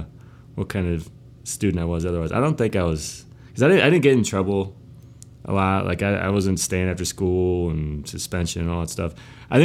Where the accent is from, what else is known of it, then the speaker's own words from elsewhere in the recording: Ripon, Wisconsin, United States; born there; I was born in Ripon, Wisconsin. Small town, 7,000 people in Wisconsin.